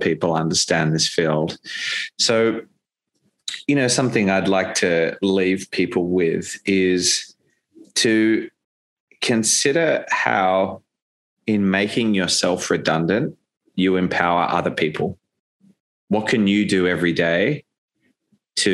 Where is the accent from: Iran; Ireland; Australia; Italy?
Australia; as an Australian